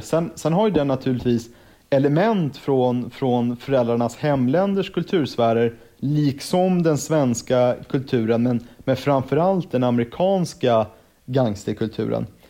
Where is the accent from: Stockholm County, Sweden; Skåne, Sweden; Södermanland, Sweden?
Stockholm County, Sweden; Stockholm; född och uppvuxen i Stockholm